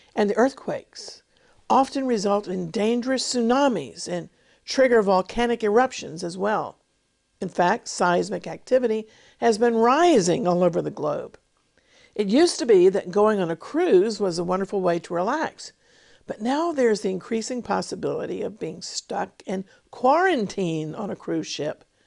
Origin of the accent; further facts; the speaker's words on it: United States; now in Israel; today, I live in England, in Israel, but I was born in America